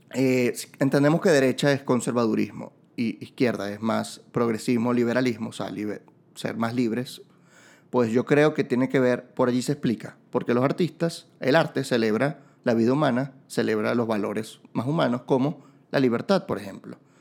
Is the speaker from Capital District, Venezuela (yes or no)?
no; Barquisimeto, Lara, Venezuela; yo soy de Barquisimeto